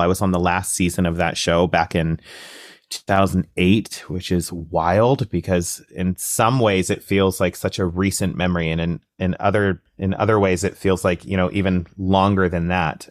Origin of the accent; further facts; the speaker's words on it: Coaldale, Alberta, Canada; now in Toronto, Canada; I grew up in Southern Alberta, really, really small town, uh, conservative, um, environment, a town called Coldale